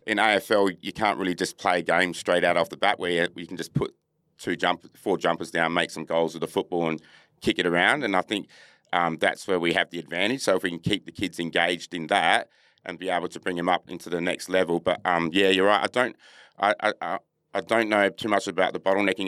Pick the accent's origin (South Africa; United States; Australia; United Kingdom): Australia; Perth, Western Australia; also born or lived in Adelaide, South Australia; I'm a Noongar, proud Noongar man from, um, Perth. I reside in Boorloo here in Perth